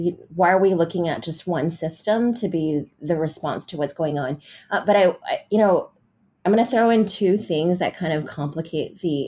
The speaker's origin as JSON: {"language": "English", "town": "San Francisco", "region": "California", "country": "United States", "tie": "born or raised there", "said": "I grew up in San Francisco"}